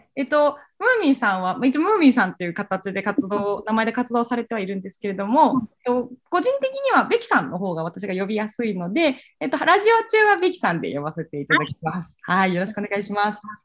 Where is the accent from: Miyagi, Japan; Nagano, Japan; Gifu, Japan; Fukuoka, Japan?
Fukuoka, Japan; moved away; 私も九州出身